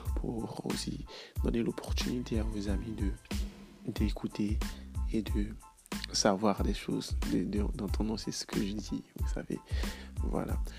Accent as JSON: {"language": "French", "country": "Côte d’Ivoire", "said": "chez moi en Côte d'Ivoire"}